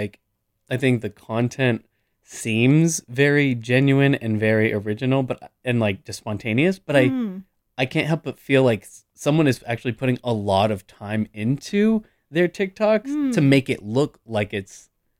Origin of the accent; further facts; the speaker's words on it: Bay Area, California, United States; I grew up in the Bay Area and I moved to Chinatown and was renting a room and I had a roommate